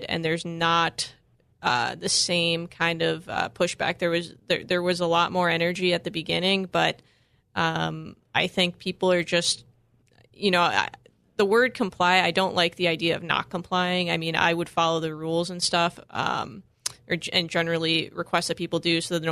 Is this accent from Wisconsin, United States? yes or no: yes; Wisconsin, United States; I grew up in Wisconsin